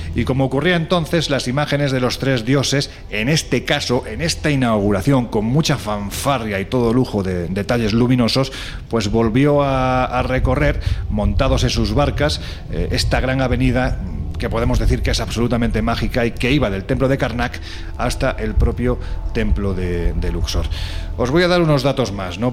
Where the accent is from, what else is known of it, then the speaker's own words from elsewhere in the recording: Andalusia, Spain; soy andaluz, andaluz sin gracia ninguna